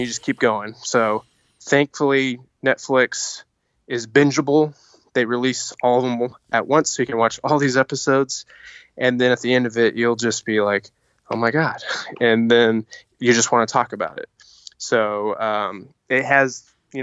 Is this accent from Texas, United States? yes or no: yes; Denton, Texas, United States; I'm from Denton, Texas.